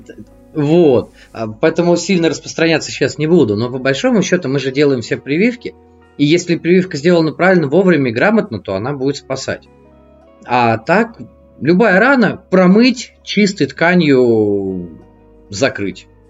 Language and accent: Russian; Moscow, Russia; also born or lived in Voronezh; мне 35, я из Москвы